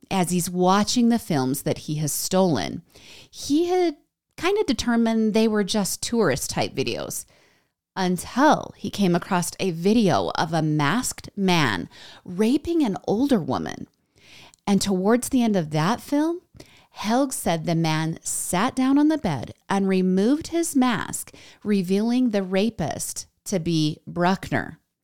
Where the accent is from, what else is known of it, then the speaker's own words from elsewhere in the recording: United States; I'm American